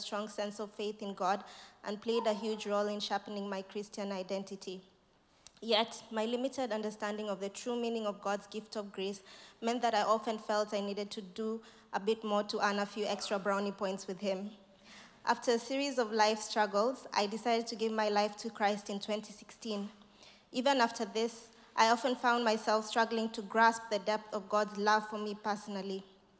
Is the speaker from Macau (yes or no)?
no; Kenya; now in Nottingham, United Kingdom; I moved to Nottingham from Kenya to start my PhD.